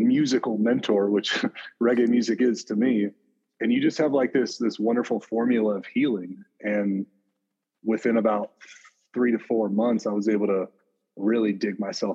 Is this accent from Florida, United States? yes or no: no; Montana, United States; right here in near my hometown